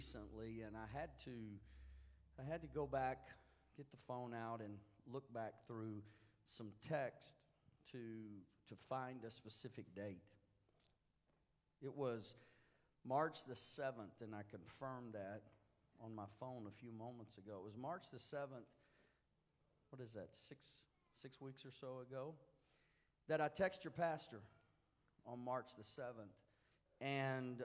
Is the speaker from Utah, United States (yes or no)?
no; Houston, Texas, United States; I was born and raised in Houston, so I guess that's the Texas stuff coming out